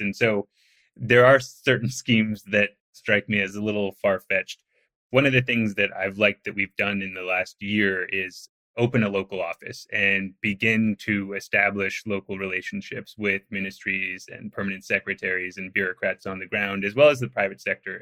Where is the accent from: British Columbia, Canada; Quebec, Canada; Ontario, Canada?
British Columbia, Canada; outside Vancouver; I'm from outside Vancouver